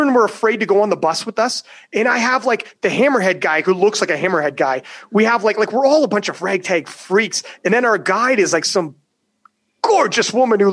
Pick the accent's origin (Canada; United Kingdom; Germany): Canada; I'm Canadian.